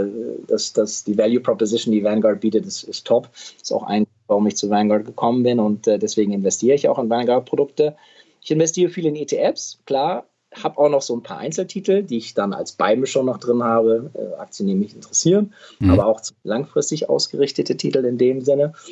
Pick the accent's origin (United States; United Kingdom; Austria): United States; Midwest; Ich bin in Amerika aufgewachsen. Ich bin dahin gezogen als Zehnjähriger äh, im Mittleren Westen